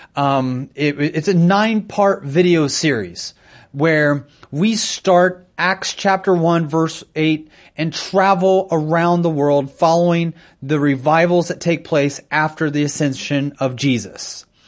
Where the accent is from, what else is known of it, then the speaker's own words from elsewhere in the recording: United States; I'm an American citizen